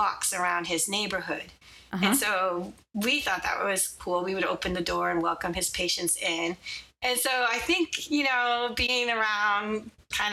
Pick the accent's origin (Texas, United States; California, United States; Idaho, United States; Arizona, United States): California, United States; Inglewood; I was born and raised in Inglewood, California.